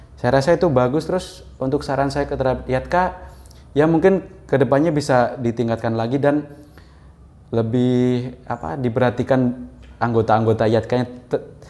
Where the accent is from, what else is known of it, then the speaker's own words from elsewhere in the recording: Magetan, East Java, Indonesia; moved away as an adult; now in Merauke, Indonesia; saya aslinya dari Magetan, Jawa Timur